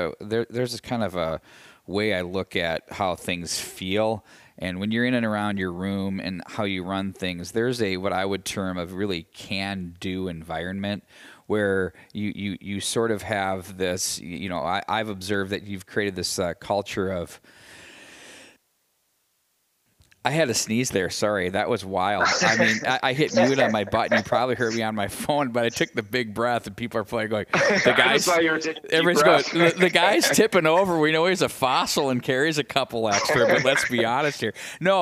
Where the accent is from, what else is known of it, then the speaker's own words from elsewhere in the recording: Chaska, Minnesota, United States; And growing up in the Chaska-Chan program, a lot of those kids were in Pee Wee AA, Bantam AA type state tournament experiences, and you get used to it.